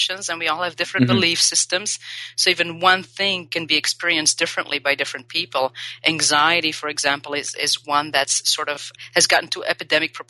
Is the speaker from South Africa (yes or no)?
no; Belgium; also born or lived in Paris, France / Australia; now in Los Angeles, United States; I was born and raised in Belgium